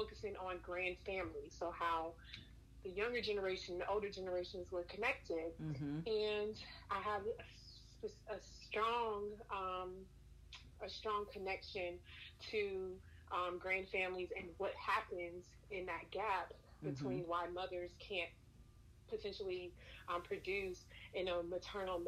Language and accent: English; Savannah, Georgia, United States; now in Atlanta, United States; I'm originally from Savannah